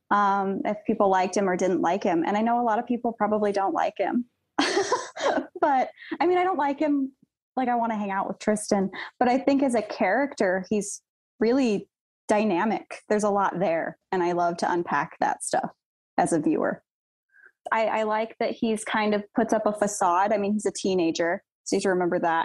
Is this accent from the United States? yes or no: yes; Joshua Tree, California, United States; Joshua Tree, California